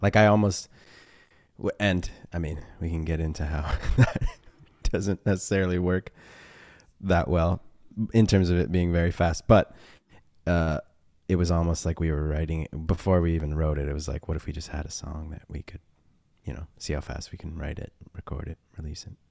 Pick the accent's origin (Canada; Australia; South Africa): Canada; Toronto, Ontario; We're from Toronto